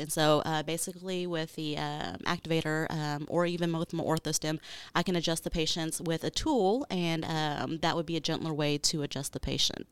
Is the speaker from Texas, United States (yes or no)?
yes; Arlington, Texas, United States; also born or lived in Houston, Texas / Beaumont, Texas; I'm originally from Arlington, Texas